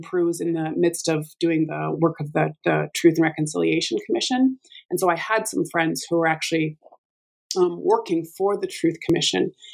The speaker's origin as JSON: {"language": "English", "region": "Alberta", "country": "Canada", "tie": "born or raised there", "said": "I'm from Alberta and I have the amazing fortune of uh, working at, uh, in the same place that I grew up"}